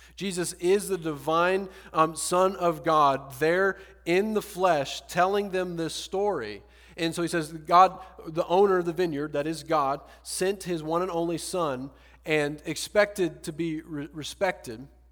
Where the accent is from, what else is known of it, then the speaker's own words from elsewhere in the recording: Deep South, United States; moved away as an adult; now in Austin, United States; I'm from the Deep South Bible Belt